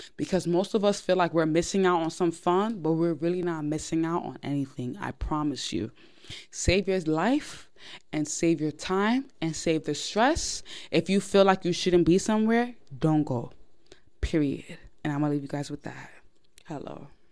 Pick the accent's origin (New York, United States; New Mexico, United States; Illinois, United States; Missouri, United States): New York, United States; I am born and raised in New York